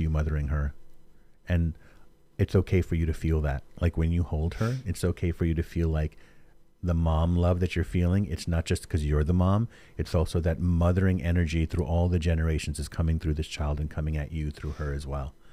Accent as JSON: {"language": "English", "town": "New York City", "region": "New York", "country": "United States", "moved": "yes", "said": "I'm from New York also originally"}